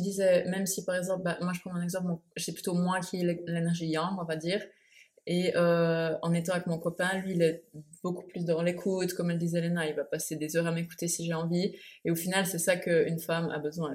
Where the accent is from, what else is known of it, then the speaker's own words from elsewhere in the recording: Switzerland; moved away as an adult; now in Bali, Indonesia; je suis suisse